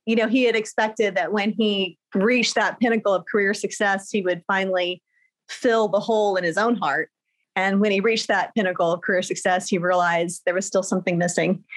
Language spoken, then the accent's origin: English; Riverside, California, United States; moved away as an adult; also born or lived in Germany / Texas; I was raised in Southern California in a town called Riverside